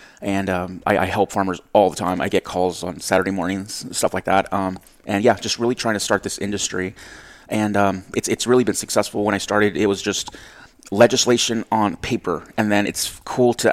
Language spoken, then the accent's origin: English; Rio Grande Valley, South Texas, United States; moved away as an adult; also born or lived in Florida; I am originally from South Texas, from the 956, the Valley